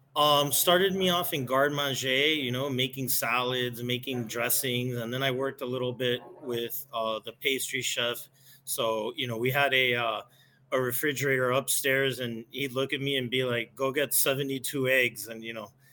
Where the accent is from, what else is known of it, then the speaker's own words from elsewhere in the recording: Miami, Florida, United States; moved away as an adult; also born or lived in Chicago; born and raised in Miami, never lived anywhere else